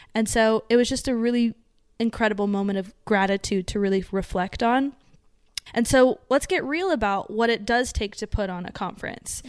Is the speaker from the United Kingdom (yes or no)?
no; Las Vegas, Nevada, United States; we're from Vegas, too.